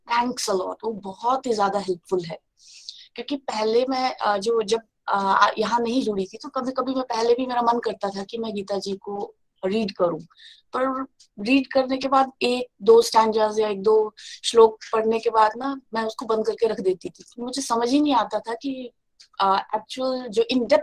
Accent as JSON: {"language": "Hindi", "town": "Chamba", "region": "Himachal Pradesh", "country": "India", "lives_now": "Dibrugarh, India", "said": "और मैं चंबा हिमाचल प्रदेश से बिलोंग करती हूँ और अभी मैं डिब्रूगढ़ आसम से बोल रही हूँ"}